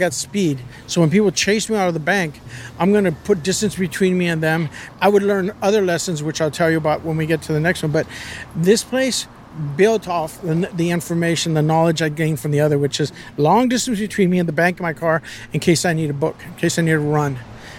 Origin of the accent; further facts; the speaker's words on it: Los Angeles, California, United States; born there; so I was born in 1961, and I was born in East Los Angeles, the old Maravilla housing projects.